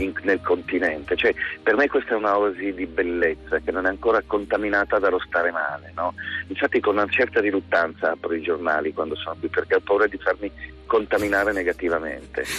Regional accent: Milan, Lombardy, Italy; moved away as an adult; now in Stromboli, Italy; con la mentalità da milanese, proprio il milanese imbruttito che ero

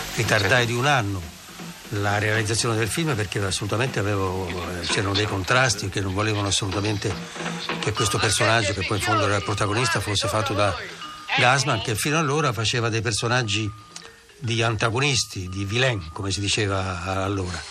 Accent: Tuscany, Italy; io sono toscano e queste cose sono state tutte avvenute in Toscana

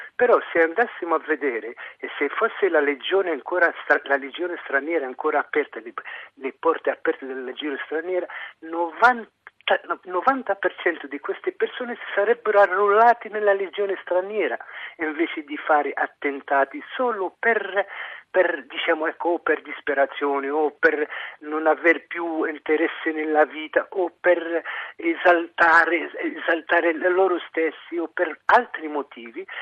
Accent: Tunisia; now in Italy; io sono tunisino.

